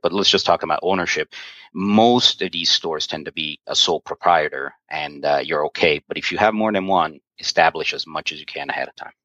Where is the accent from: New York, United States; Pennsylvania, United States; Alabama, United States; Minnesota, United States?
New York, United States; I'm from New York. I'm Italian